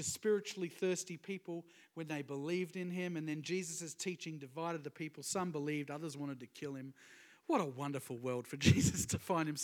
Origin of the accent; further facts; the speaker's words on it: Sunshine Coast, Queensland, Australia; I'm from the Sunshine Coast, so it's all that kind of area.